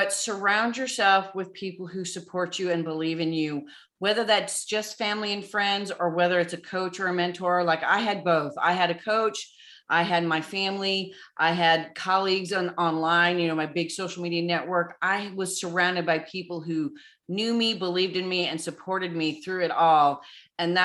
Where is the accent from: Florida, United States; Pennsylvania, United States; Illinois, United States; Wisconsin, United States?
Illinois, United States; Southern; moved away as an adult; also born or lived in Wyoming; now in Nashville, United States; I was born and raised in Southern Illinois